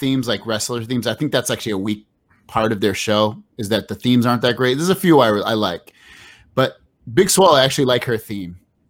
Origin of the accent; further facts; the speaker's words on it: Carmel, Indiana, United States; I'm from Carmel, Indiana.